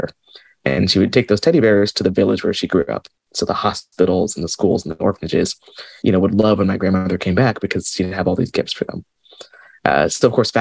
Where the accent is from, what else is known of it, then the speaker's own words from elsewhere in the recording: Seattle, Washington, United States; I grew up in Seattle